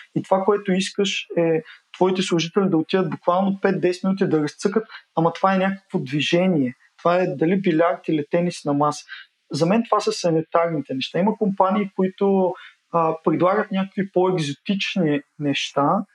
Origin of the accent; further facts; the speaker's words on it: Burgas, Burgas Province, Bulgaria; now in Sofia, Bulgaria; аз съм родом от Бургас